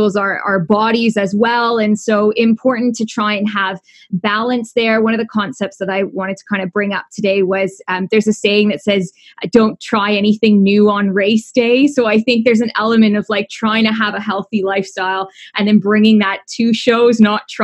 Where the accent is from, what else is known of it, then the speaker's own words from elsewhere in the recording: Canada; accent: Canadian; also born or lived in Toronto, Canada; My accent is Canadian